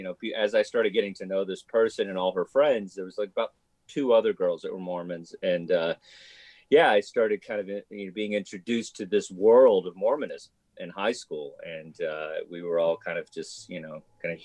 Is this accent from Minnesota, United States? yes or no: no; Texas, United States; moved away as an adult; now in New York City, United States; I'm originally from Texas. I live in New York City now